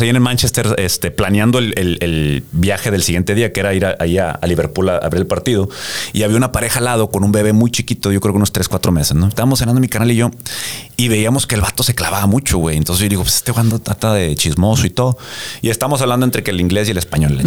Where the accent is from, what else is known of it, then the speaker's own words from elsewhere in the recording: Mexico; also born or lived in United States; como mexicano de acá